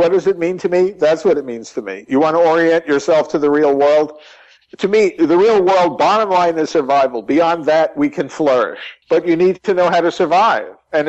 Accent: New York, United States; also born or lived in California / Texas; now in New Mexico, United States; I'm hardly a native Texan. I came here to work. I consider my home now in New Mexico. I was originally from New York, and I spent many years in California, Northern California.

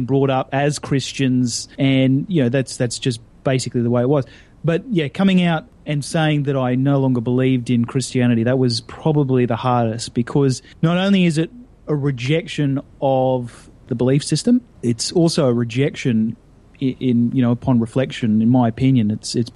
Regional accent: Australia; I'm Australian

